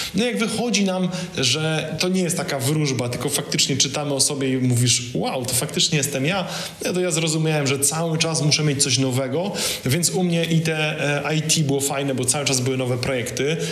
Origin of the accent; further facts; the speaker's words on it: Poland; jestem z Polski